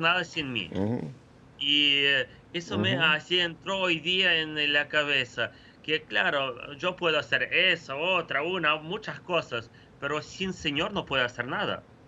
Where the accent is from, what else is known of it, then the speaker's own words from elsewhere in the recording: Ukraine; Spanish is a second language; yo soy ucraniano hablo en una, radio una televisión eh, de lengua española